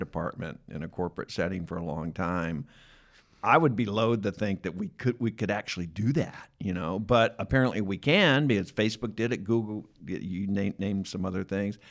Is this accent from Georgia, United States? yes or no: yes; Atlanta, Georgia, United States; I grew up in Atlanta